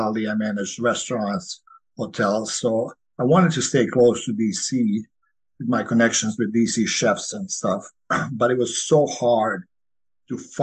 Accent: Croatia; now in Virginia, United States; I grew up in Croatia, where I grew up on a small farm.

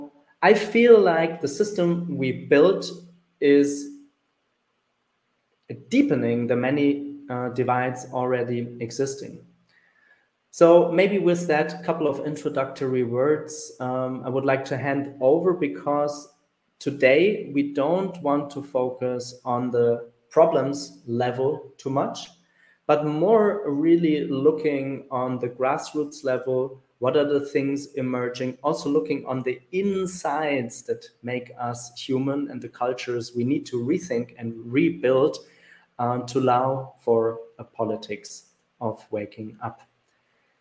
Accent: Germany; my home country, which is Germany

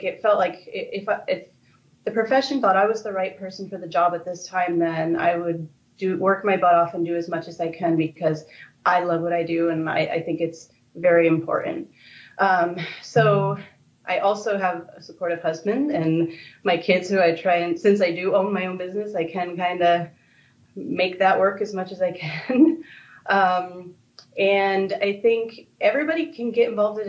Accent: upstate New York, United States; moved away as an adult; also born or lived in Florida / California; now in Los Angeles, United States; I'm not from California. I'm from upstate New York originally

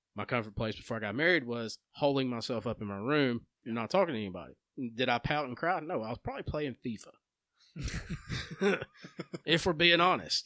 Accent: Empire, Alabama, United States; growing up in Empire

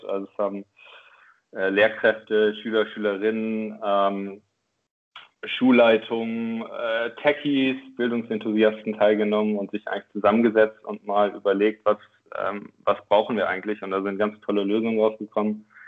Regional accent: Oldenburg, Lower Saxony, Germany; moved away as an adult; also born or lived in Berlin / Chile; now in Hamburg, Germany; ich komme tatsächlich aus Oldenburg ähm, in Norddeutschland, also in der Nähe von äh, Bremen

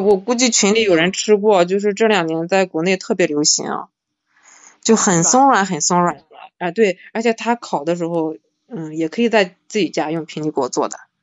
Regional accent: Shandong, China; 因为我是山东的嘛，我们那边是，这种陋习，就是传统的陋习很多的

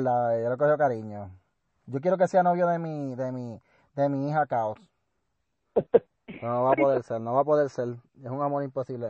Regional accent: Puerto Rico; si voy a Calle, la última vez que yo fui a Calle, y a mi pueblo donde me crié

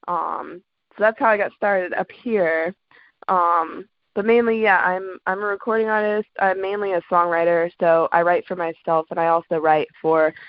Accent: Atlanta, Georgia, United States; moved away as an adult; also born or lived in Washington, D.C.; now in DMV (DC, Maryland, Virginia), United States; I grew up in Atlanta. So I was born in DC, but then my mom moved us down to Atlanta when I was like 6. And then grew up there

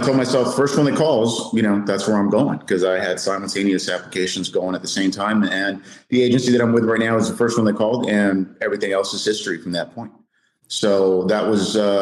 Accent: South Texas, United States; I grew up in South Texas, was there all my life

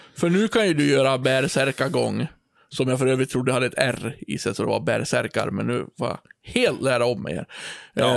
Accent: Björbo, Dalarna County, Sweden; also born or lived in Borlänge; Där jag kommer ifrån, eh, den lilla byn Björbo, där vi har ett lustigt ja. språk

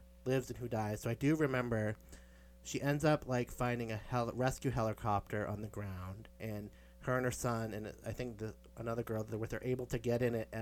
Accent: Beverly, Massachusetts, United States; I'm from Beverly, that's like two towns over

